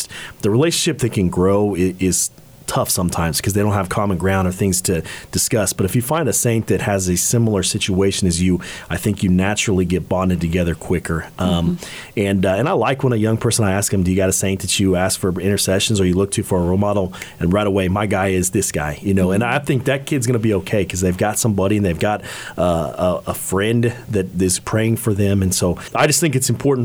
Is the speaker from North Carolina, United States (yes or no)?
no; Hays, Kansas, United States; I'm from Hayes